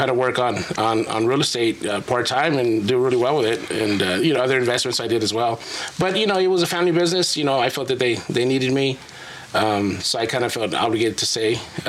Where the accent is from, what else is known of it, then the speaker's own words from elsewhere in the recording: Phoenix, Arizona, United States; So I'm born and raised in Phoenix, Arizona.